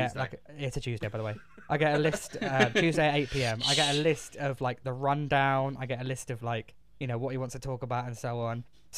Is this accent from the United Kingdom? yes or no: yes; England, United Kingdom; I'm English